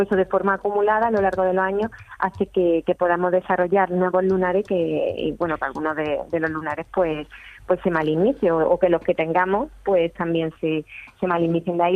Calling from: Córdoba, Andalusia, Spain; de Córdoba.

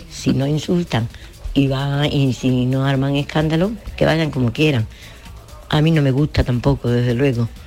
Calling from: Seville, Andalusia, Spain; de Sevilla.

